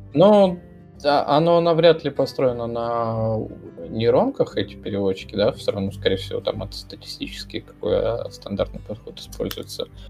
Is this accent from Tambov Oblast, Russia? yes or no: no; Moscow, Russia; accent: Moscow; со своим тут московским говором